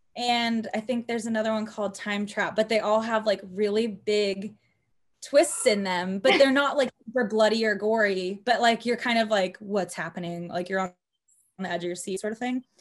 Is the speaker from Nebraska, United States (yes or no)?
no; Cypress, Texas, United States; also born or lived in Los Angeles; I grew up in Cyprus